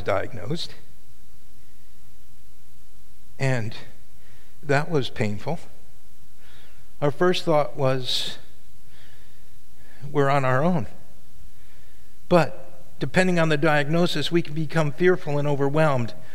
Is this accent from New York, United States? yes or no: yes; Catskill Mountains, New York, United States; I grew up in the Catskill Mountains